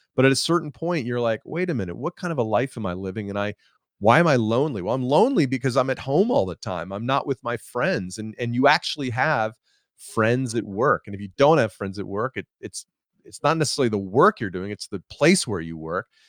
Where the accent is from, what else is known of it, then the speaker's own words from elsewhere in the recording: Atlanta, Georgia, United States; I'm from Atlanta, and I live in Atlanta now